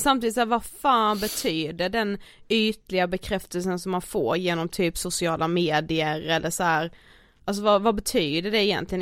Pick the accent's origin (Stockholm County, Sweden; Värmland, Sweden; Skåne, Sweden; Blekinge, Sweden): Blekinge, Sweden; Karlshamn; moved away; våra vänner hemma i Karlshamn